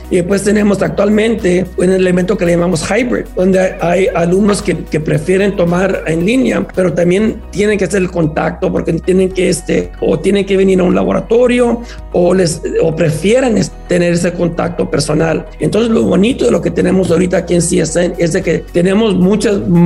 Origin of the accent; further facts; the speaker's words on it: San Antonio, Texas, United States; moved away; En San Antonio, de donde vengo yo, tenemos 15 mil.